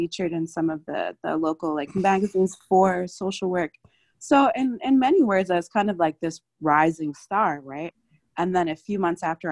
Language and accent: English; Philadelphia, Pennsylvania, United States; I'm from Philadelphia